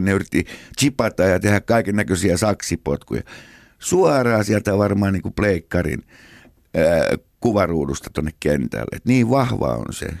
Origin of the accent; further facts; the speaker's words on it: Helsinki, Uusimaa, Finland; siellä me synnyttiin Munkkiniemessä 57.